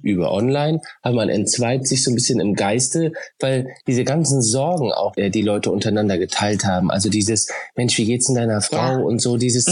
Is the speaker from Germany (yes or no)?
yes; Oldenburg, Lower Saxony, Germany; Ich komme ja aus dem Norden, Oldenburg, an der ah. holländischen Grenze